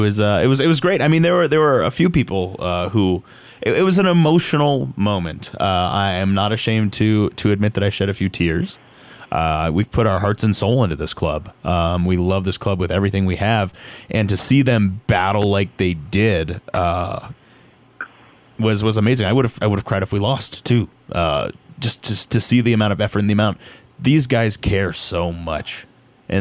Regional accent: New Mexico, United States; New Mexico United is the club of my heart. It is my hometown club.

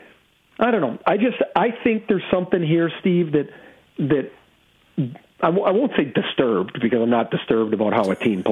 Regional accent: Trail, British Columbia, Canada; he's from Castlegar, BC, which is 20 miles from where I grew up in Trail. So I'm a little bit older

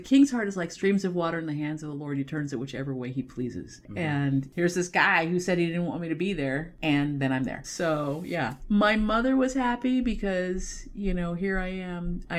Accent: Los Angeles, California, United States; I am from Los Angeles.

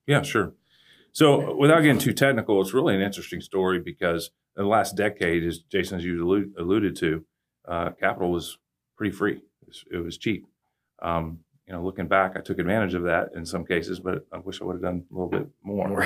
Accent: Katy, Texas, United States; also born or lived in Cypress, Texas; I live out in Katy now. I'm from Katy, but I moved back out there about five years ago

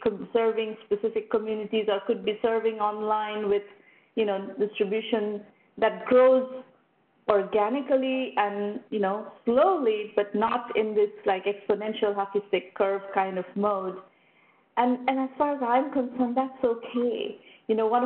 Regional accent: Kolkata, West Bengal, India; moved away; I'm originally from Calcutta, India

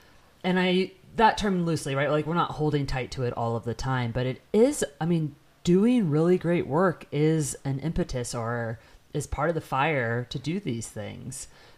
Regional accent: Tampa, Florida, United States; moved away as an adult; now in Montana, United States; I'm from Tampa.

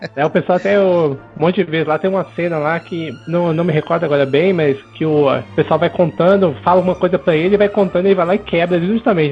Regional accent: Belo Horizonte, Minas Gerais, Brazil; now in São Paulo, Brazil; eu sou de Belo Horizonte, hoje eu moro em São Paulo

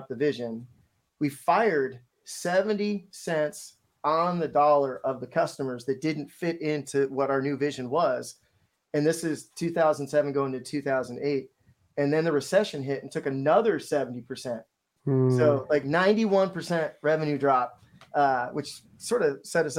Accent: Seattle, Washington, United States; I'm from Seattle

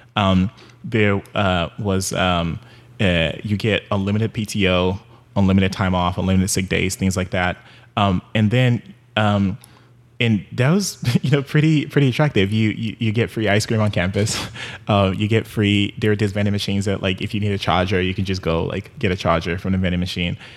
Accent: Nigeria; moved away; also born or lived in Houston; growing up in Nigeria

